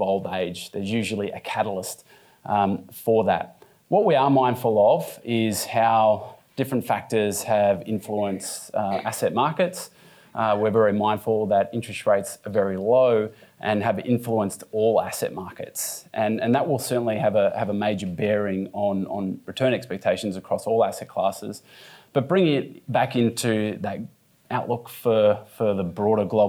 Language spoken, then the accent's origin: English; Australia; Being an Australian